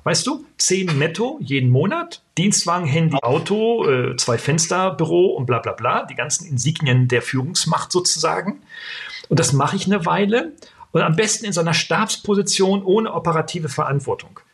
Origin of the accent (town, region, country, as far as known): Germany